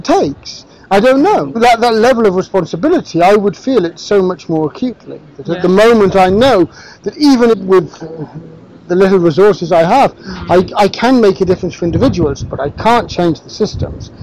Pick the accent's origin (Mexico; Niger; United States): Niger; moved away; also born or lived in Kenya; I grew up in Niger.